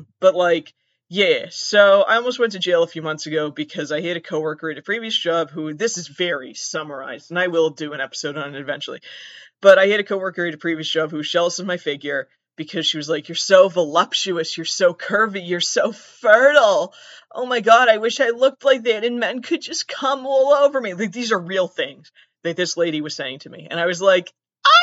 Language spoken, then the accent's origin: English; Southern Massachusetts, United States; I'm from Massachusetts